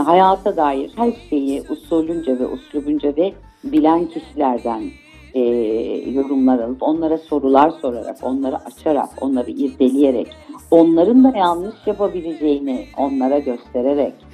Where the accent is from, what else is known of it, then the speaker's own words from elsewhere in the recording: Istanbul, Turkey; also born or lived in Ankara / Aegean region (ancestry); sonra buraya geldik. E, İstanbul'a geldik.